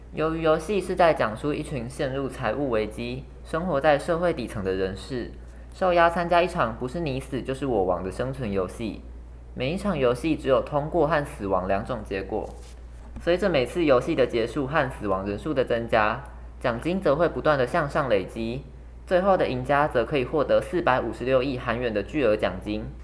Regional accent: Tainan, Taiwan; 我是来自台南市北门高中的

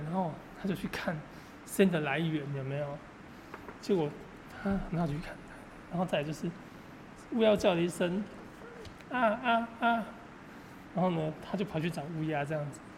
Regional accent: Taiwan; 我们台湾的设定是这样

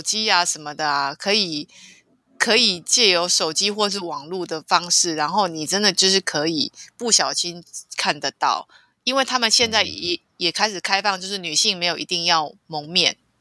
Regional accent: Taiwan; 我的家乡台湾的山都是绿色的

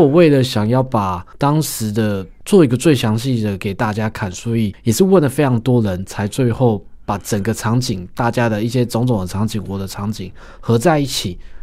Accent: Taiwan; 我们台湾人

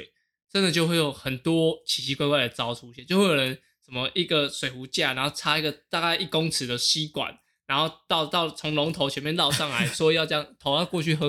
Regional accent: Changhua County, Taiwan; born there; 因为我是彰化就是出生嘛，那以前小时候就是骑脚踏车上课干嘛

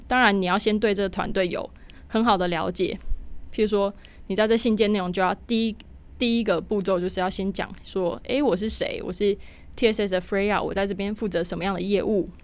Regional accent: Taiwan; 像我一样的那个土包子， 台台包不见，台湾人

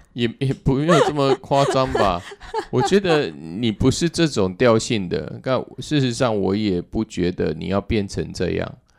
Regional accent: southern Taiwan, Taiwan; now in Taipei, Taiwan; 我是南部的小孩，本来刚开始我来台北

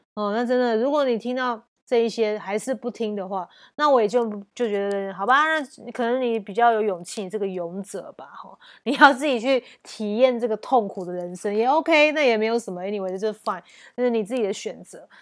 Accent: Taiwan; 我们环境，台湾环境也关系吧

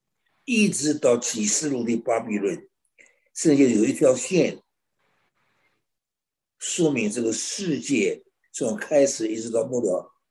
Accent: China; 我想着真是赶不上我们中国人聪明。

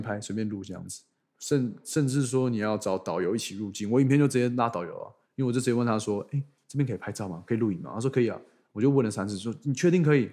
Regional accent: Taiwan; 我是从台湾来

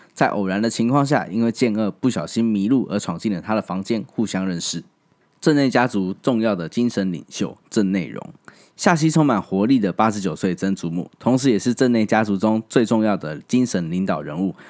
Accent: Taiwan; 后来我在七八岁的时候离开了那个地方，来到台湾

